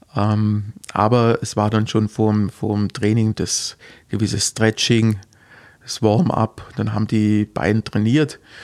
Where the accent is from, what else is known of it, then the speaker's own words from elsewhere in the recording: Heuchlingen, Baden-Württemberg, Germany; also born or lived in Heidenheim; now in Gerstetten, Germany; Ich, ja, geboren in Heidenheim und aufgewachsen in, in Heuchlingen